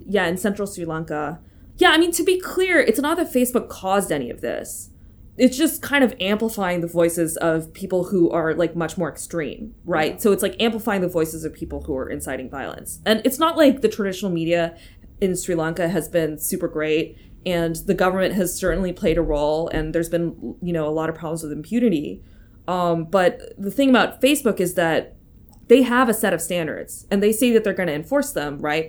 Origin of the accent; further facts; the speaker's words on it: United States; moved away; as an American, like, living abroad